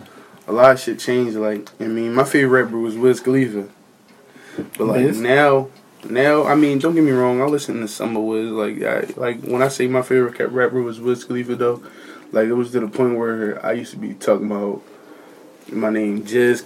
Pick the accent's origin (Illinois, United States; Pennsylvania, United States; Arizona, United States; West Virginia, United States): Pennsylvania, United States; Philadelphia; I'm originally from Germantown, but I had moved down here a couple years back